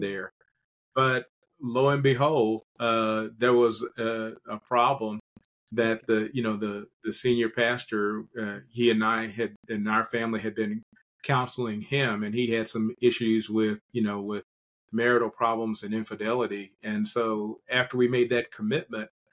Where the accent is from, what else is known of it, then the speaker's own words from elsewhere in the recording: Kentucky, United States; also born or lived in metropolitan Atlanta, Georgia; now in Atlanta, United States; my home state in Kentucky